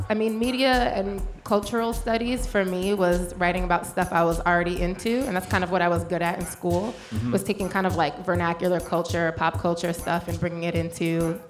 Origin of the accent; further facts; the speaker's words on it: Cambridge, Massachusetts, United States; moved away as an adult; also born or lived in Trenton, New Jersey; now in Brooklyn, United States; So I was born in Trenton, Jersey. Okay. I grew up in Cambridge, Massachusetts.